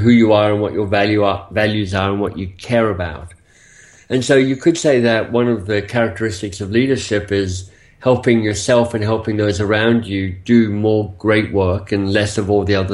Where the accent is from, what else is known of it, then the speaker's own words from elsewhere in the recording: Australia; moved away as an adult; also born or lived in Oxford, United Kingdom; So I'm Australian by birth. You'll hear that maybe a bit in my accent for some of you. But I left Australia some 25 years ago, maybe a bit longer now